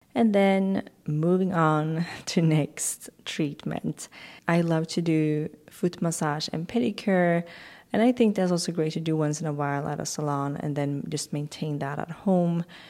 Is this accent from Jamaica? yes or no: no; Swedish West Coast, Sweden; moved away; I grew up on the Swedish West Coast